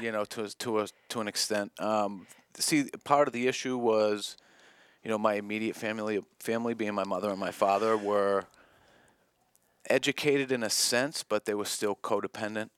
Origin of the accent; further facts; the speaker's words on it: South Shore, Massachusetts, United States; I grew up in the South Shore